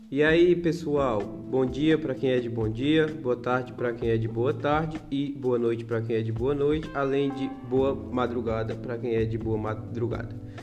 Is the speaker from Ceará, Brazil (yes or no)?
yes; Poranga, Ceará, Brazil; a gente é aqui da cidade de Poranga, do estado do Ceará, região Nordeste